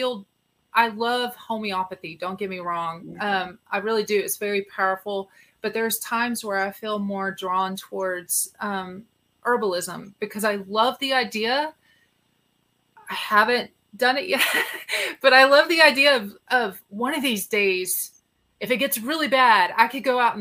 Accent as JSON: {"language": "English", "region": "Texas", "country": "United States", "said": "I'm a Texan."}